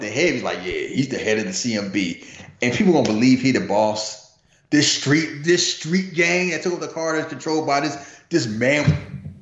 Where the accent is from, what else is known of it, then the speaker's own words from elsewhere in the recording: United States; I'm American. I was born in America